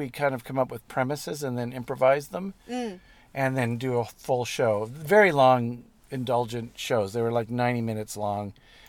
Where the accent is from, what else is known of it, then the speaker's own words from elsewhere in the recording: Montreal, Quebec, Canada; also born or lived in Newfoundland; I my dad was originally from Newfoundland. We're originally from Montreal.